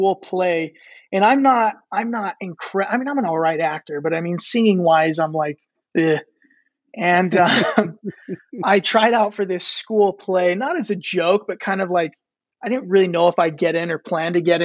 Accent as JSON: {"language": "English", "town": "Mapleton", "region": "Utah", "country": "United States", "tie": "born or raised there", "said": "So I'm from Mapleton, Utah. Mapleton is just south of Provo, about 15 minutes south. I spent most of my life in Mapleton."}